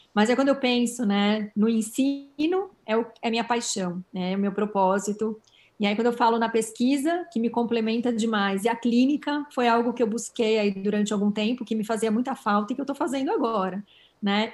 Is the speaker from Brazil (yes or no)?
yes; São Paulo, Brazil; Sou paulistana